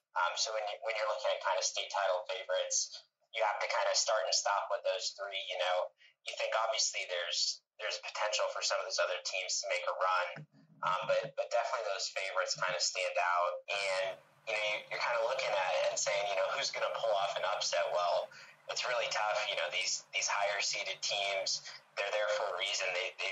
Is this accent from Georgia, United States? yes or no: no; Omaha, Nebraska, United States; Unlike Jeff, not from Kearney, I'm from Omaha, so a little further away.